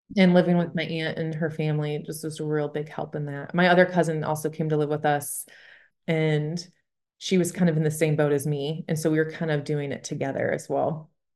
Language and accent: English; Michigan, United States; moved away as an adult; also born or lived in Bible Belt; I'm from Michigan, and again, I moved to the Bible Belt, and I was so nervous, 'cause where I'm from, you don't share your faith